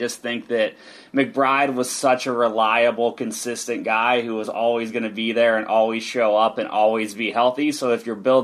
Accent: United States; a American soccer observer

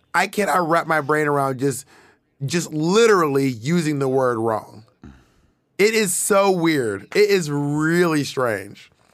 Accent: Clayton County, Georgia, United States; I'm from Clayton County

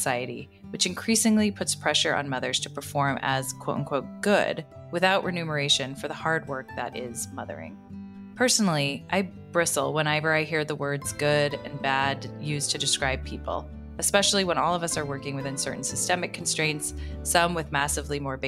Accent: United States; as an American

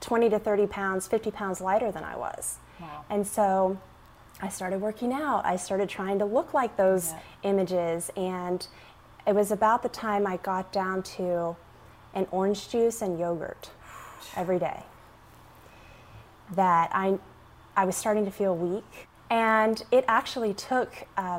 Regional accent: Arkansas, United States; growing up in Arkansas on a farm with 100 chickens

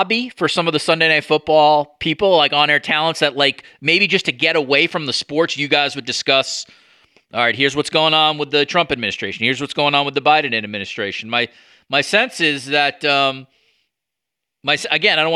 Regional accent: New York, United States; I grew up as a New Yorker

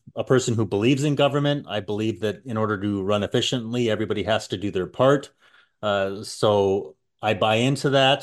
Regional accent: Canada; as a Canadian

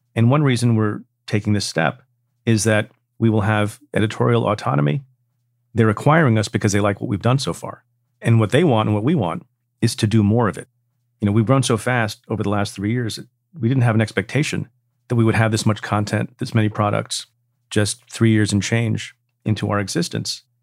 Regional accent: Eatontown, New Jersey, United States; when we were little kids growing up in Eaton Town, New Jersey

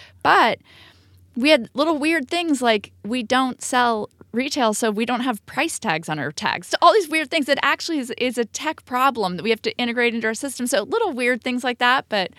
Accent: California, United States; now in New York City, United States; we're like from California and everything is so easy and close.

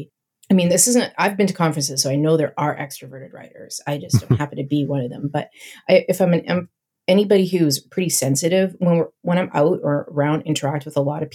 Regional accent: Canada; also born or lived in Vancouver Island, British Columbia; I'm Canadian

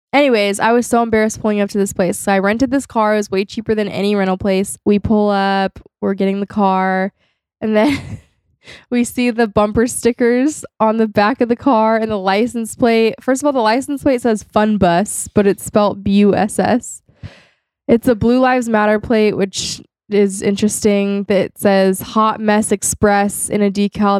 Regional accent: California, United States; I was born and raised in California.

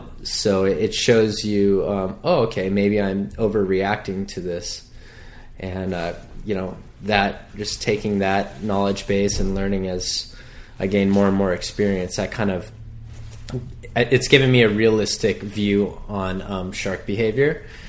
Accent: Hawaii, United States; born or raised there

